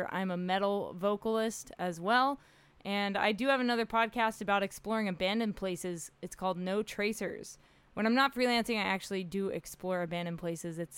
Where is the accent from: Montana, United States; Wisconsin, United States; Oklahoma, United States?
Oklahoma, United States; also born or lived in Middle East / Australia; now in California, United States; I don't consider myself a Californian because I'm not from here. Uh, I'm from Oklahoma. I grew up in the Middle East. Uh, my is kind of crazy. Lived in Australia for a little bit and then came out to California to pursue the dream.